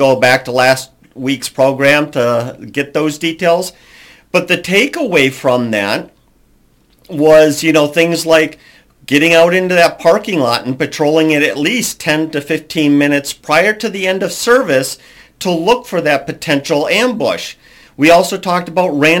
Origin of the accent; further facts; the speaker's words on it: Minnesota, United States; also born or lived in Alabama; I'm from Minnesota, and I used to live in Alabama for a period.